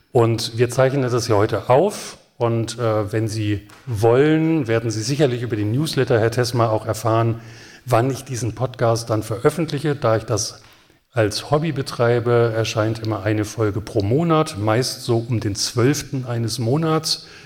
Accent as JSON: {"language": "German", "town": "Hanover", "region": "Lower Saxony", "country": "Germany", "said": "Nun bin ich als Hannoveraner ja auch sehr häufig Gast schon dieses Festivals gewesen."}